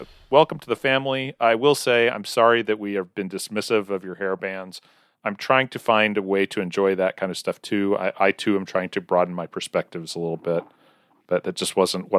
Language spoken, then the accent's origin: English; Weatherford, Oklahoma, United States